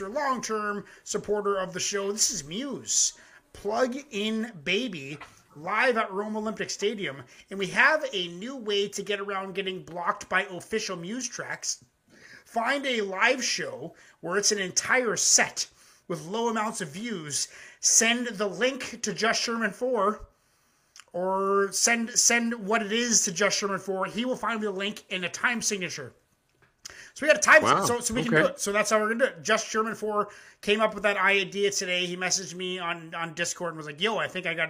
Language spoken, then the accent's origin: English; Elmira, Ontario, Canada; moved away; also born or lived in Nova Scotia; I was born in Nova Scotia, but I 7 to 17, I was in a town called Elmira, Ontario